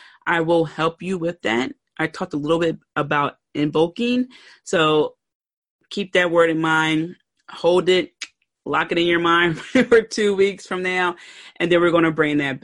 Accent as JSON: {"language": "English", "town": "Philadelphia", "region": "Pennsylvania", "country": "United States", "said": "I pronounce water like W-O-O-D-E-R. I'm from Philly"}